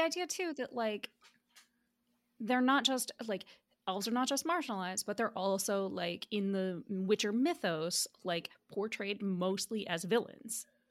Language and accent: English; United States; I'm diaspora, and I've, was born and raised in the United States